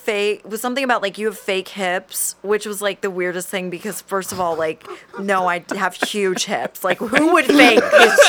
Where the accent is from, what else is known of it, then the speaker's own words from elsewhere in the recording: Southern United States, United States; Which, like, okay, I'm from the South, so like, yes, I've mostly gotten rid of most of my accent if I'm not drinking.